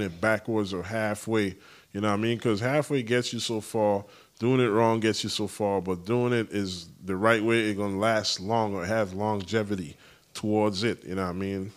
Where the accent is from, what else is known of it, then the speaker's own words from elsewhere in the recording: U.S. Virgin Islands; moved away; The U S Virgin Islands, shout out my hometown